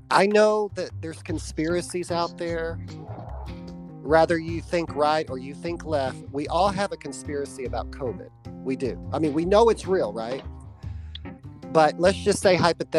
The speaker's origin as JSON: {"language": "English", "country": "United States", "said": "as an American"}